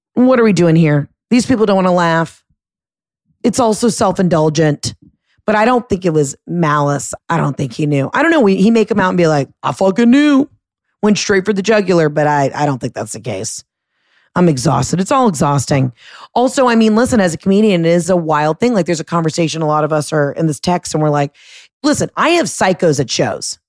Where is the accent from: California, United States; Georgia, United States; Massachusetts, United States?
Georgia, United States; Atlanta; moved away; everybody in my hometown, everybody in Atlanta